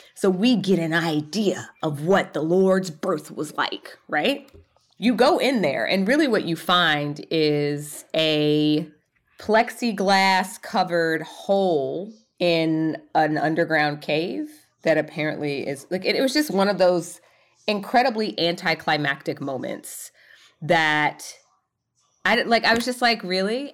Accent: Atlanta, Georgia, United States; I was born in Atlanta, Georgia

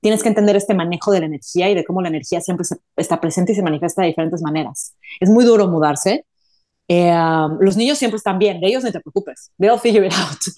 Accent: Mexico City, Mexico; also born or lived in Madrid / New York / Toronto / Stockholm; now in Dallas, United States; Mira, empecé en Ciudad de México, de Ciudad de México me fui a Madrid, de Madrid me fui a Nueva York, de Nueva York me fui a Toronto, ahí nació mi primer hijo, de Toronto me fui a Estocolmo

